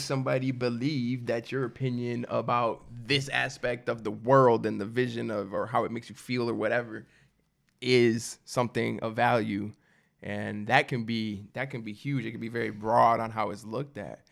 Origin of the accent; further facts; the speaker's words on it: Midwest, United States; I'm from the Midwest, and I don't come from much